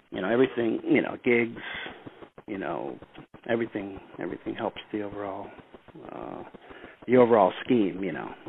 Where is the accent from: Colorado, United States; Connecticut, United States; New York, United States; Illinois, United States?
Illinois, United States; Chicago; also born or lived in St. John's, Newfoundland, Canada; so I was born there. And six months when I was six months old, my family moved to Chicago. Okay. And I and I grew up in Chicago.